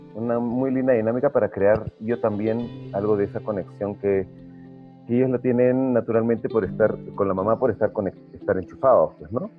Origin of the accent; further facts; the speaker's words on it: Peru; habiendo vivido muchos, muchos, muchos años de, mi infancia en Perú